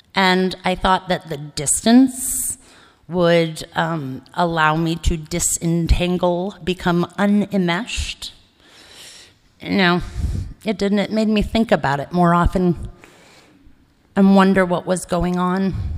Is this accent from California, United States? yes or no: no; Cleveland, Ohio, United States; also born or lived in Ithaca, New York; now in Los Angeles, United States; So I grew up in Cleveland, Ohio, or spent my formative years in Ohio